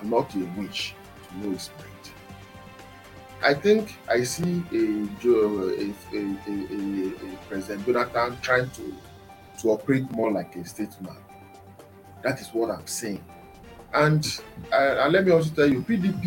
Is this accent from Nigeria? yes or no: yes; Ekiti, Nigeria; I am from Ekiti State